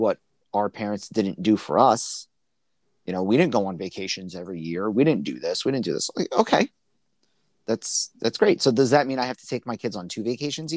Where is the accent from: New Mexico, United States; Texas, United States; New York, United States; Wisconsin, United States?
New York, United States; New York City; growing up in Brooklyn